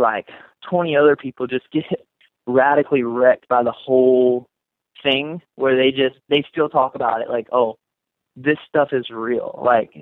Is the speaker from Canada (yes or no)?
no; North Carolina, United States; now in Las Vegas, United States; I'm from the North Carolina, and so I went to church